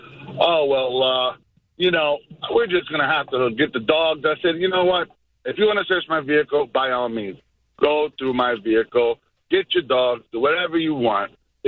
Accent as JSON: {"language": "English", "town": "New York City", "region": "New York", "country": "United States", "tie": "born or raised there", "moved": "as an adult", "said": "I was growing up in New York back when Giuliani was in charge"}